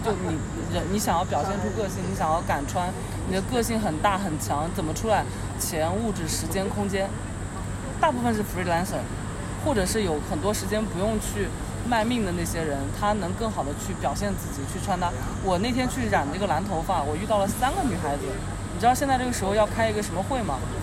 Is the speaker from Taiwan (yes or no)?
no; China; 我们中国人